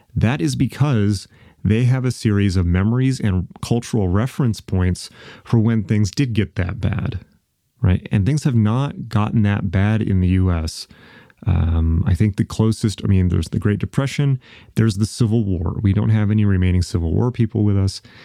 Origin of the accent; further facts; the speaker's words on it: United States; I'm an American